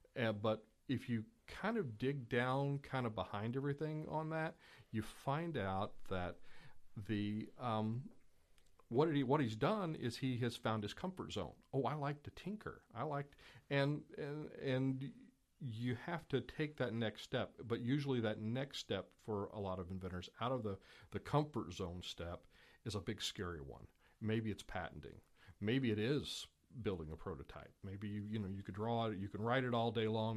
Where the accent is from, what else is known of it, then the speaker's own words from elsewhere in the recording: Louisville, Kentucky, United States; was born in Eastern Kentucky, grew up in Louisville, uh, so tha-, that's why I don't seem to have the, you know, typical Eastern Kentucky accent